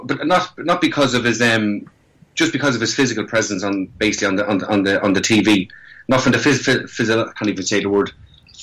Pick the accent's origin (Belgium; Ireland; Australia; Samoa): Ireland; accent: Irish; moved away as an adult; now in London, United Kingdom; And I still have my accent, thank God. You can take the man out of Ireland, but you can't take the Irish out of the man.